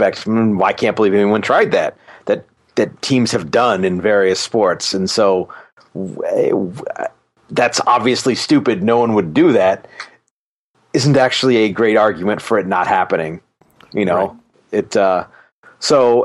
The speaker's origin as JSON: {"language": "English", "region": "Alaska", "country": "United States", "said": "I did play hockey growing up. I'm from Alaska"}